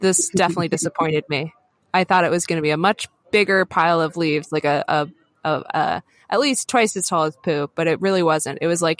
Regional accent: Pacific Northwest, United States; moved away; also born or lived in Boston; I grew up in the Pacific Northwest, and summer doesn't really happen until August and September.

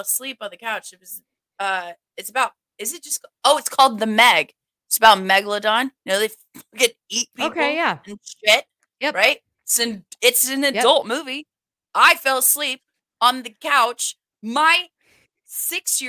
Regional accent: Kansas, United States; I am a Kansas girl

